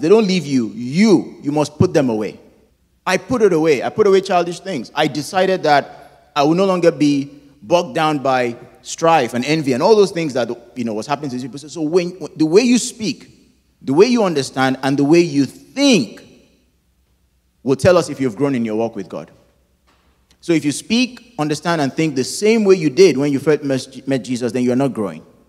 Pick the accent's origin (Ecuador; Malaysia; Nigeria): Nigeria; moved away; my home country of Nigeria